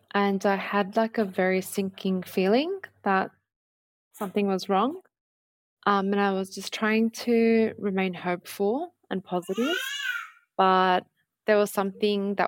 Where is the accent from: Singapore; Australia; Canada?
Australia; Sydney, New South Wales; I grew up in Punchbowl, which is a suburb in Sydney's southwest